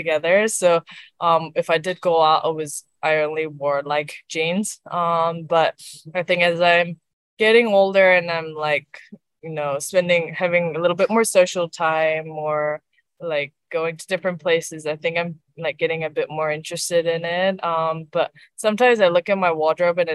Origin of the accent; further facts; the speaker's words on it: New Zealand; also born or lived in South Korea; having that South Korean background. and being a Kiwi right now. So if I was one or the other, that wouldn't make me, because I am like a Koi, like a Korean Kiwi.